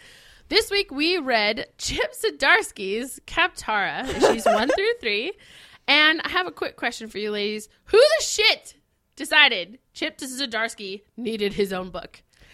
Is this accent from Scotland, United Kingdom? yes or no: yes; Scotland, United Kingdom; Officially, because I am a Scot, we are now in a fight.